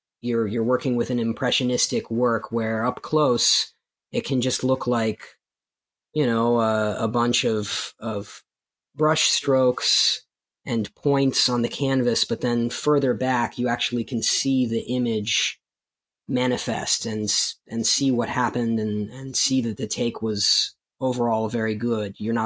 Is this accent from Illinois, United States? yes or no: no; Baltimore, Maryland, United States; also born or lived in Soviet Union; escaping the Soviet Union, growing up in Baltimore City, and going through the challenges of being an immigrant in the United States